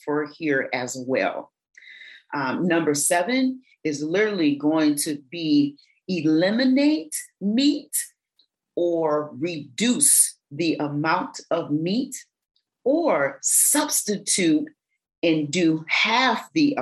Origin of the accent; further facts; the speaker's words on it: Michigan, United States; I grew up in Michigan, I say pop